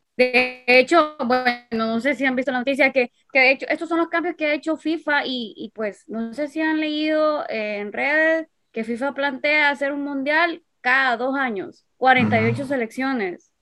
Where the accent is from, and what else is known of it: Honduras